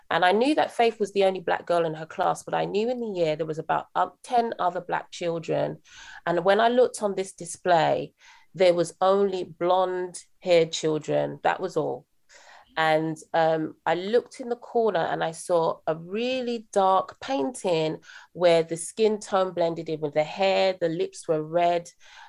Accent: United Kingdom; accent: British; also born or lived in Bronx, New York, United States / Jamaica (parents); I'm British. I was actually brought up a few years in New York, in the Bronx, actually.

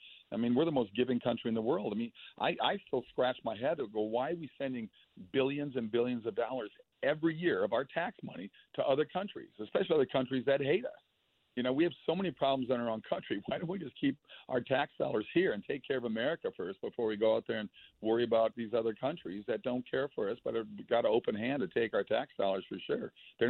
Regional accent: Minnesota, United States; I grew up in Minnesota

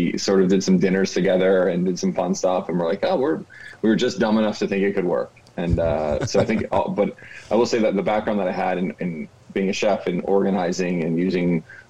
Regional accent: Maryland, United States; moved away as an adult; also born or lived in New York; Matt grew up probably a mile and a half from where I grew up in Maryland.

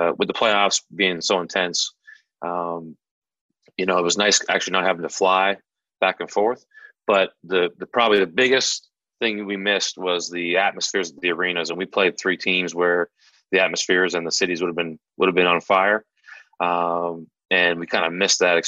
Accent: Prince Edward Island, Canada; now in Boston, United States; I'm from Prince Edward Island, Canada

